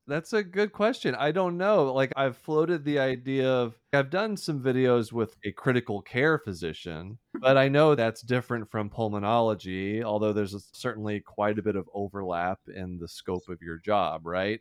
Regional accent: Deer Park, Texas, United States; I grew up in Houston, and, or, oh, outside of Houston, small town, Deer Park, Texas

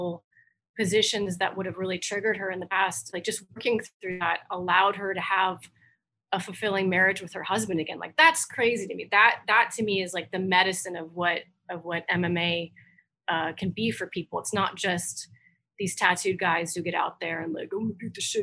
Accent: Overland Park, Kansas, United States; I grew up in Overland Park.

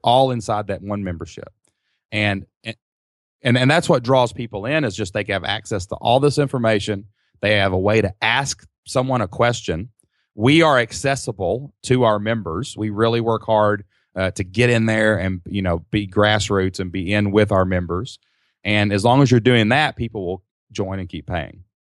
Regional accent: Kentucky, United States; We're simple people from Kentucky

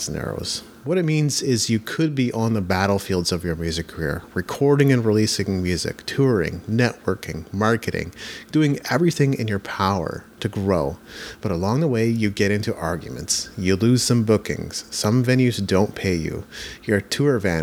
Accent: Japan; I grew up in Japan

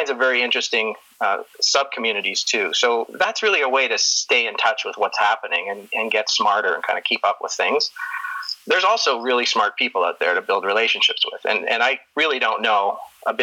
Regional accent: Toronto, Ontario, Canada; also born or lived in Detroit; now in Calgary, Canada; I grew up in Toronto

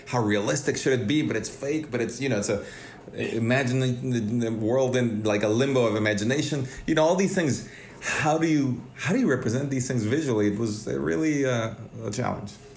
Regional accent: Mexico City, Mexico; moved away as an adult; now in Los Angeles, United States; growing up in Mexico City

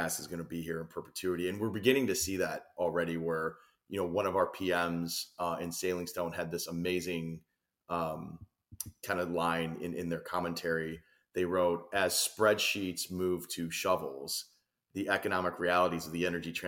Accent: Illinois, United States; moved away as an adult; now in Florida, United States; I'm a transplant to Florida, but I grew up and spent, you know, almost my entire adult life in Illinois

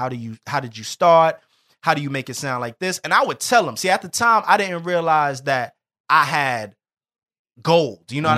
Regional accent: New York City, New York, United States; I'm from the North, he's from the South Bronx

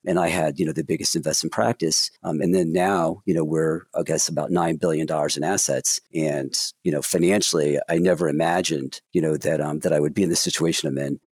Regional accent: Williamsburg, New Jersey, United States; I grew up in Williamsburg, New Jersey

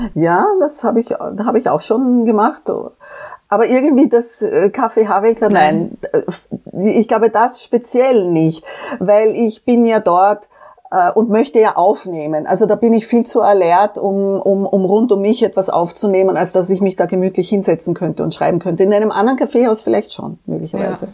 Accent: Vienna, Austria; also born or lived in Frankfurt, Germany / Korea; bei uns in Österreich

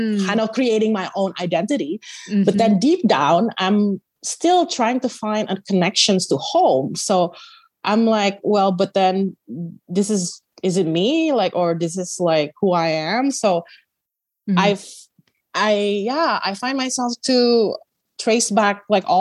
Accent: West Java, Indonesia; moved away as an adult; now in Canada; I was born in Canada and raised in Indonesia and then now living back in Canada

